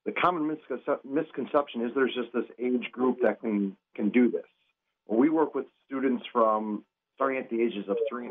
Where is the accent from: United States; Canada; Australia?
United States; New Berlin, Wisconsin; I grew up in New Berlin